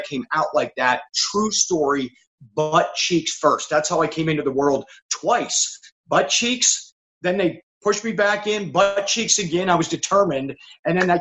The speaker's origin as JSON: {"language": "English", "region": "Pennsylvania", "country": "United States", "tie": "born or raised there", "said": "growing up in Pennsylvania"}